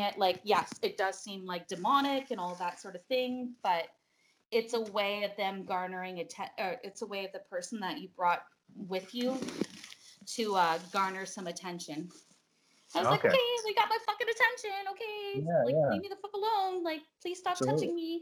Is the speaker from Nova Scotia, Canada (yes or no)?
no; Brockville, Ontario, Canada; moved away; I grew up in a haunted house, so I'm from Brockville